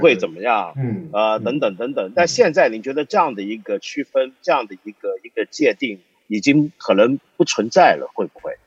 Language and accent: Chinese; China; 我自己作为一个中国人